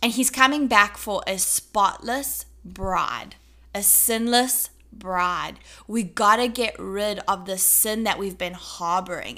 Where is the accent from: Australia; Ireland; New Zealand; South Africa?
South Africa; accent: South African; now in United States; As a South African, I'm a South African citizen.